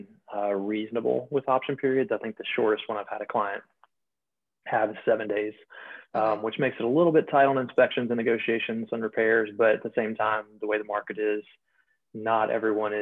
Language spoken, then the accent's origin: English; Houston, Texas, United States; moved away as an adult; also born or lived in Louisiana / Colorado / Georgia; I grew up in Houston, but I went to school in Louisiana.